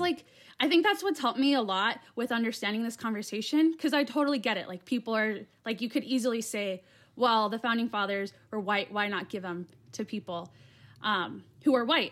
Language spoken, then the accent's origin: English; Yuma, Arizona, United States; also born or lived in Flagstaff, Arizona; I'm in Yuma. So, that's, like, on the southern part of Arizona, like, right in between, uh, Mexico and California. And that's where I'm from. So that's my hometown.